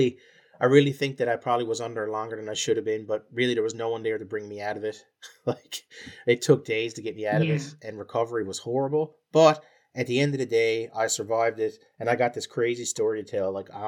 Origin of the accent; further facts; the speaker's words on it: Ireland; He was as white and as Irish as you can get it. You can tell by my accent.